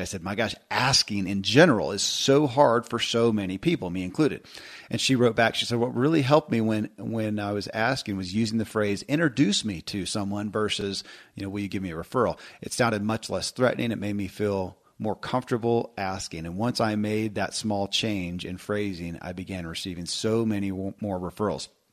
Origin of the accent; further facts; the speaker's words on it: Kentucky, United States; I grew up in Kentucky